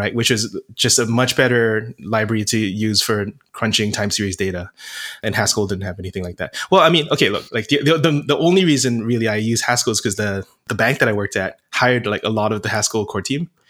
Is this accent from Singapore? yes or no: yes; Singapore; moved away as an adult; also born or lived in United States; I'm originally from Singapore and moved to the States for college